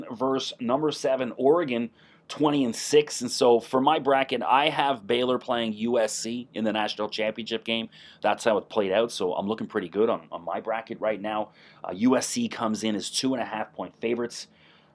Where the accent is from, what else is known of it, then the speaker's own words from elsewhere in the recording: Canada; accent: Canadian; also born or lived in Toronto area; I'm in the Toronto area, so I may use a few Canadian sayings and pronunciations